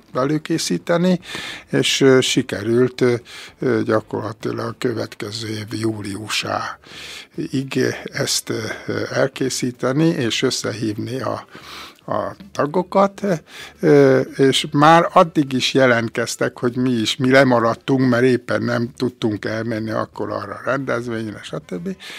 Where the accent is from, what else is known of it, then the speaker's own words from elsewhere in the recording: Békés, Hungary; Én egy kis közösségbe születtem, Békésen, Rosszárdőn, faluhelyen, és ott jártam iskolába